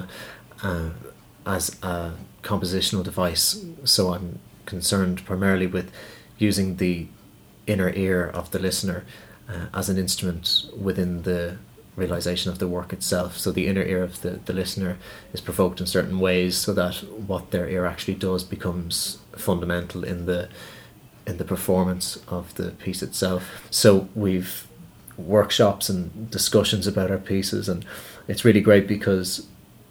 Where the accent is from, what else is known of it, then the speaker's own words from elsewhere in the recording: Dublin, Leinster, Ireland; a composer from Dublin